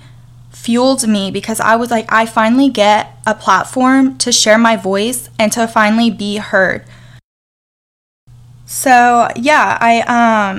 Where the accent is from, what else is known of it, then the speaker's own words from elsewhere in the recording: Atlanta, Georgia, United States; now in New York, United States; I currently live in New York. I was born and raised in Atlanta, Georgia.